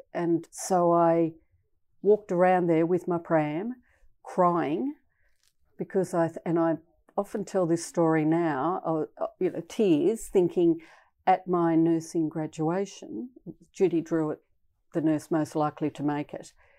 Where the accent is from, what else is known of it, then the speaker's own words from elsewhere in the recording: west coast of Tasmania, Australia; I grew up on the west coast of Tasmania